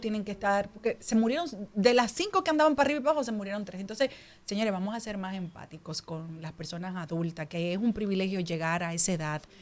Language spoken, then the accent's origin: Spanish; Dominican Republic; Yo amo a la República Dominicana, yo soy dominicana